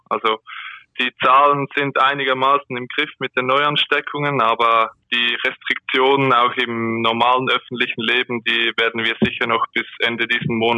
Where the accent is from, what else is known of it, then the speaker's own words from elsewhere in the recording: Aargau, Switzerland; now in Zürich, Switzerland; nur mein Wohnort. Ich komme eigentlich aus dem Kanton Aargau